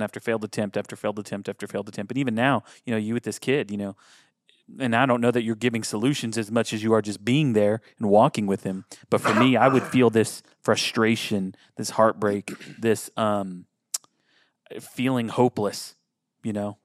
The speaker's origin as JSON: {"language": "English", "country": "United States", "said": "our brains being American"}